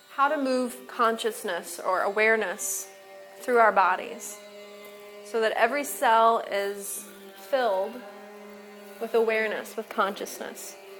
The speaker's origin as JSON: {"language": "English", "town": "Menominee", "region": "Michigan", "country": "United States", "said": "I'm from Menominee, Michigan"}